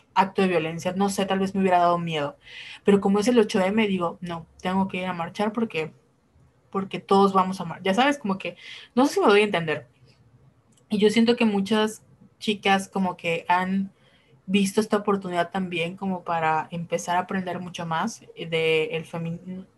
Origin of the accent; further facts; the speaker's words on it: Yucatán, Mexico; somos de Yucatán